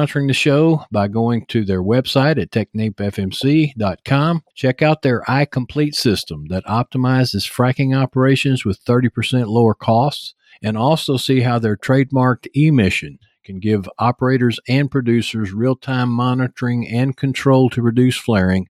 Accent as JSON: {"language": "English", "region": "Texas", "country": "United States", "accent": "Texas", "said": "I've got my Texas accent"}